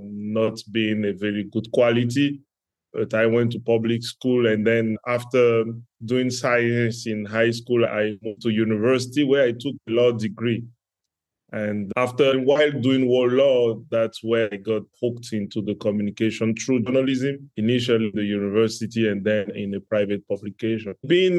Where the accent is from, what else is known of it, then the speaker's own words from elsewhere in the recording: Benin; English is a second language; moved away as an adult; now in Côte d'Ivoire; I was born in West Africa in Benin Republic, right beside Nigeria. And I grew up in a multicultural family where my dad shares some Ghanaian origin with Benin, and my mom being from Benin.